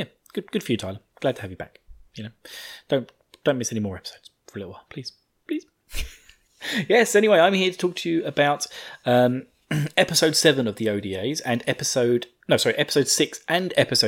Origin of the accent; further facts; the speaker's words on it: United Kingdom; I'm the British side of this thing.